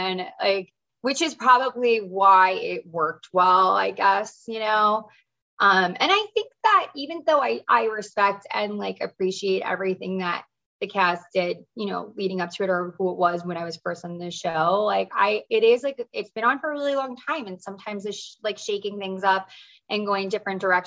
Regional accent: East Coast, United States; I'm from the East Coast.

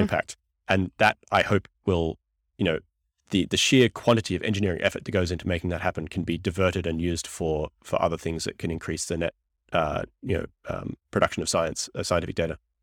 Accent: Australia; moved away as an adult; now in United States; I'm a green card P H D from Australia

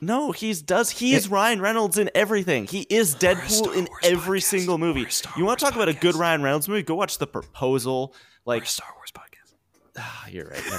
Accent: Canada; I'm a Canadian.

